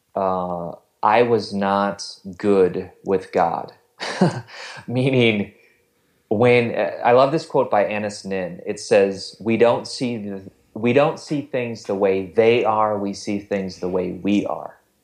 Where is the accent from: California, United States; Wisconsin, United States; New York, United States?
Wisconsin, United States; now in Ohio, United States; I am not from Ohio, I'm from Wisconsin